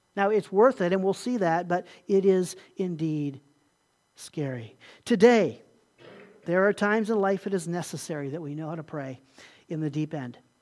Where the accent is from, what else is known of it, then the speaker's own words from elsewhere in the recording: Puerto Rico; moved away; also born or lived in Ohio; growing up in Puerto Rico there